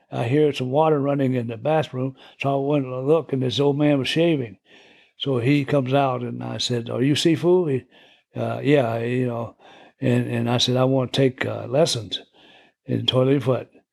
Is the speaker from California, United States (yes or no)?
yes; Stockton, California, United States; I'm from Stockton